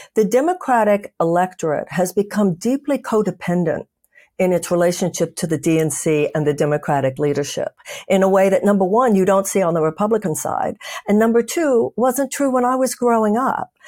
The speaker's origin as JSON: {"language": "English", "country": "United States", "said": "I'm an American"}